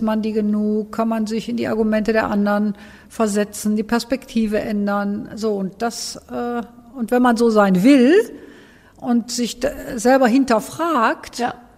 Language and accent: German; Cologne, North Rhine-Westphalia, Germany; moved away as an adult; Ich bin in Bickendorf aufgewachsen